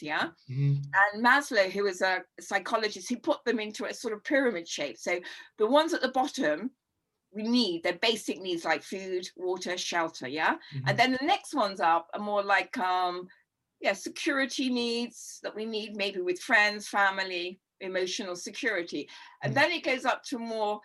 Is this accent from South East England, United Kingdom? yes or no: no; London, United Kingdom; I grew up in Notting Hill Gate